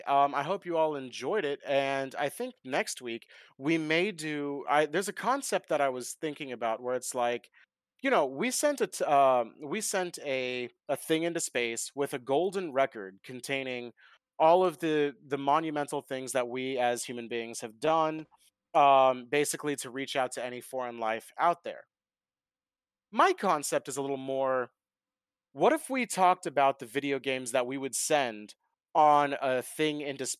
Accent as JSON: {"language": "English", "country": "India", "said": "controllers are expensive, and I'm Indian."}